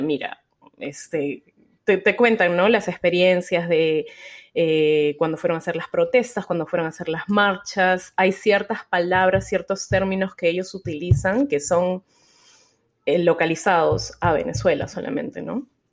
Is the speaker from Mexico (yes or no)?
no; Lima, Peru; now in Houston, United States; allá en Lima, que es de donde yo soy